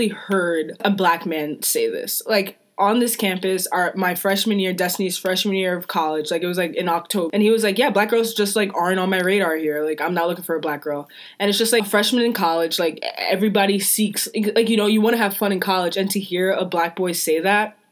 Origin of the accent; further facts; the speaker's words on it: New York, United States; moved away; we're both from New York